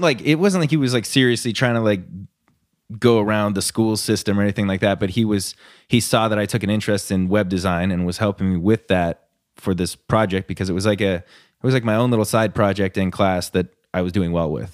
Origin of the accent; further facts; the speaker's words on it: Huntington Beach, California, United States; moved away as an adult; I lived in Huntington Beach my entire life until I moved up here.